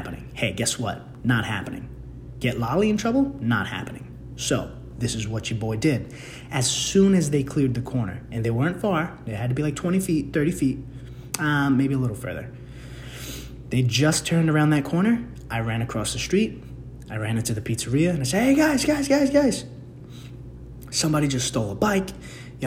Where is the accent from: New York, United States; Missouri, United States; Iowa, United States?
New York, United States; New York City; moved away; my hometown of the Bronx